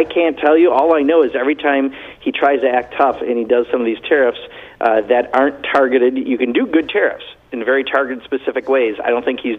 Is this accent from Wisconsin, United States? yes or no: yes; Wisconsin, United States; I come from Wisconsin.